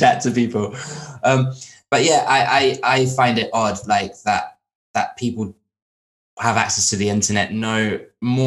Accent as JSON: {"language": "English", "area": "Tenerife", "region": "Canary Islands", "country": "Spain", "moved": "yes", "lives_now": "United Kingdom", "said": "I'm from Spain, the Canary Islands, Tenerife specifically. But I've lived over here a long time"}